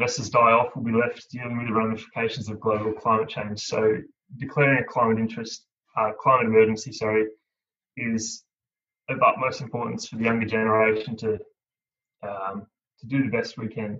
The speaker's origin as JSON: {"language": "English", "town": "Cooma", "region": "New South Wales", "country": "Australia", "tie": "born or raised there", "said": "I grew up on Ngarrio country. I'm from Cooma, the gateway to the Snowy Mountains"}